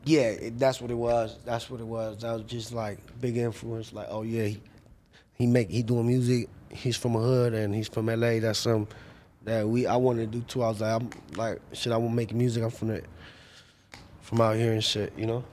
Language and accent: English; Paramount, California, United States; I'm from Paramount.